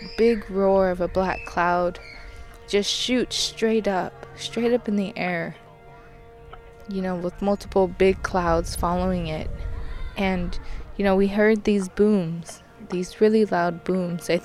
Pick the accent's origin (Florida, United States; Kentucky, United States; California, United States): California, United States; Richmond; I grew up near the Chevron Richmond Refinery in California